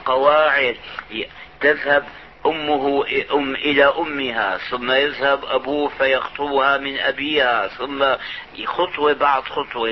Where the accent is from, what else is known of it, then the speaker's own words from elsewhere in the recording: Syria; نظام البكالوريا عندنا في الشام